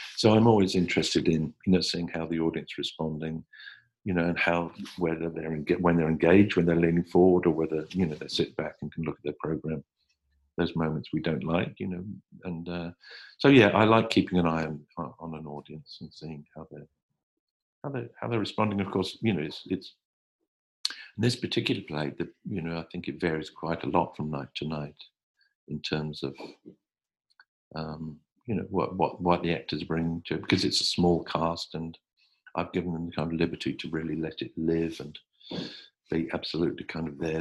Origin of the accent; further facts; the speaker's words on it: Hertfordshire, East of England, United Kingdom; I grew up in Hertfordshire in in England, just um, 35 miles north of London